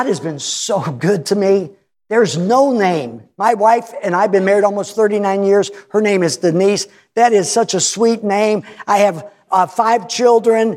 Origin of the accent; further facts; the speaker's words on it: United States; moved away; I grew up in America